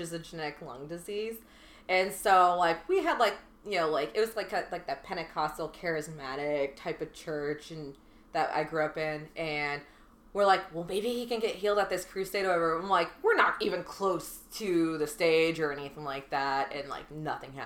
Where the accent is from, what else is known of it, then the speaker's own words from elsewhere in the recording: Seattle, Washington, United States; growing up in Seattle, Washington